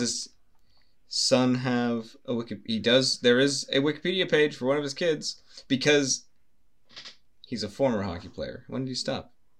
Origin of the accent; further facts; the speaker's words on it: California, United States; also born or lived in Britain; now in United Kingdom; I'm from California